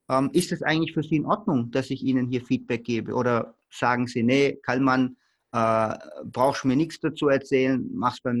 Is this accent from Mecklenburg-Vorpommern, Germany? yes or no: no; Baden-Württemberg, Germany; Äh, ich komme hier aus dem Stuttgarter Raum und ich wollte unbedingt beim Porsche arbeiten.